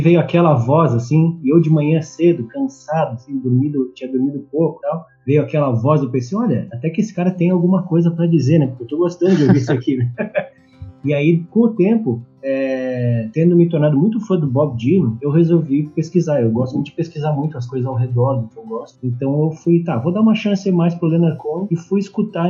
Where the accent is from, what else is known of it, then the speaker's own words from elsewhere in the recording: southern Brazil, Brazil; eu tenho também uma origem que é aqui do sul do Brasil